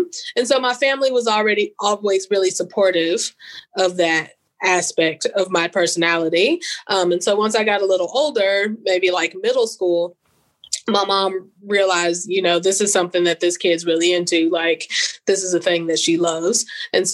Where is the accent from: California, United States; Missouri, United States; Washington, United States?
Missouri, United States; St. Louis; now in Mississippi, United States; So I'm originally from St. Louis, Missouri, actually. And so I was born there.